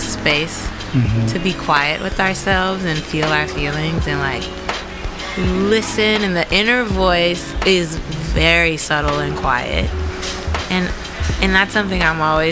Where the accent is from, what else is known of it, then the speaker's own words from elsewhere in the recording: United States; I'm American